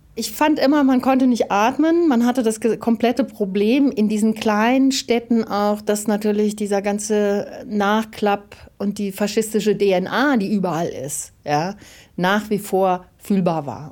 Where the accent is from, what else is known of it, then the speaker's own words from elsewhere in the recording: Germany; Damals wurden wir als Westdeutsche immer nach West-Berlin verschickt